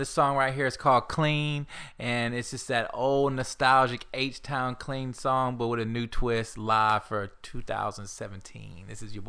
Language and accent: English; Houston, Texas, United States; I'm from Houston, Texas. I'm going to rep this till I die.